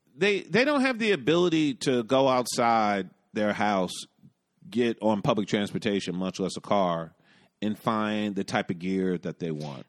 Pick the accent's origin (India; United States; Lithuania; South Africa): United States; New York; I'm from New York